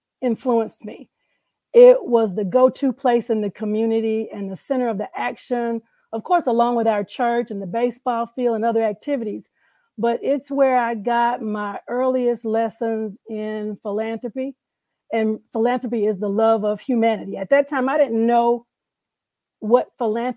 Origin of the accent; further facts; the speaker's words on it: Carthage, Mississippi, United States; also born or lived in Greenville, Mississippi; I grew up in Carthage, Lee County, Harmony Community, on the banks of the Pearl River on a cattle and timber farm